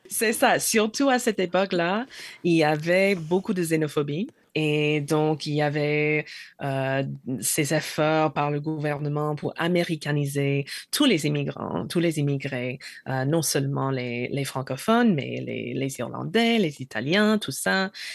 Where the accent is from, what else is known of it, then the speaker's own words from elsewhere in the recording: New Jersey, United States; French is a second language; also born or lived in Maine; je suis du New Jersey parce que j'ai grandi, j'y ai grandi, mais je suis né dans le Maine